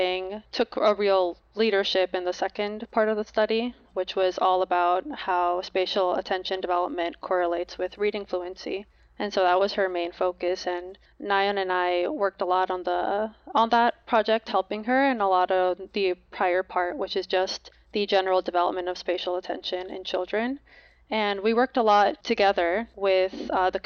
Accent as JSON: {"language": "English", "region": "New Jersey", "country": "United States", "tie": "born or raised there", "said": "I was born and raised in New Jersey"}